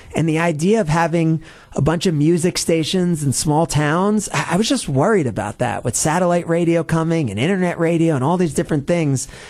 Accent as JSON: {"language": "English", "region": "New Jersey", "country": "United States", "tie": "born or raised there", "moved": "yes", "lives_now": "Milwaukee, United States", "said": "I was a sports fan growing up in New Jersey"}